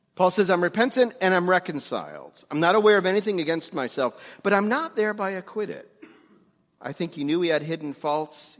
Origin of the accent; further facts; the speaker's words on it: New York, United States; moved away; also born or lived in Greensburg, Pennsylvania; I grew up Jewish in New York